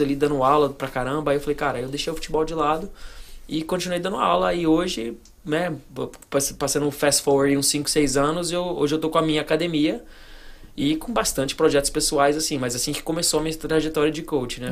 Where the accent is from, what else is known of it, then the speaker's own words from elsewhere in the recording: Goiânia, Goiás, Brazil; moved away as an adult; now in Miami, United States; eu fui criado no Brasil, em Goiânia, dos 3 aos 18.